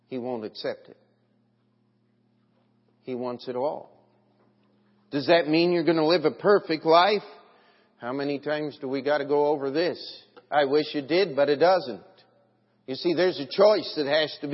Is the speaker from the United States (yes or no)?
yes; United States; I'm an American.